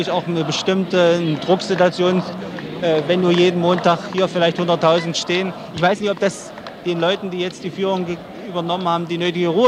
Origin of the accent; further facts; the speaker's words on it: Dresden, Saxony, Germany; Ich bin aus Dresden, ja.